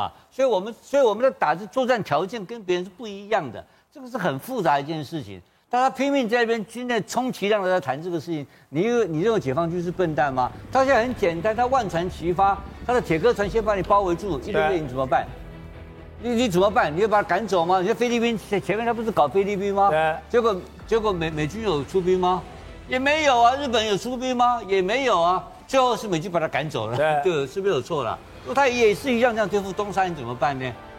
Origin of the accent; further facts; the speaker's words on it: Taiwan; 这个我们台湾人知不知道？